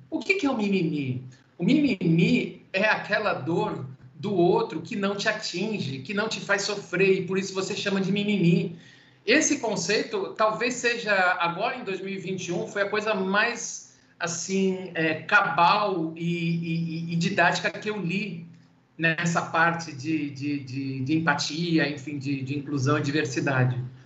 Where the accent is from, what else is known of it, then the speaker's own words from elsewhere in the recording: Santos, São Paulo, Brazil; sou de Santos